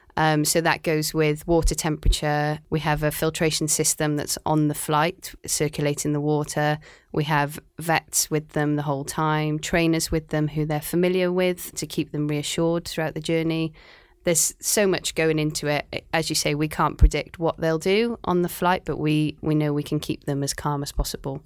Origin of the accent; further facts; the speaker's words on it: Cardiff, Wales, United Kingdom; also born or lived in Aberystwyth; now in Shanghai, China; I'm from Cardiff in Wales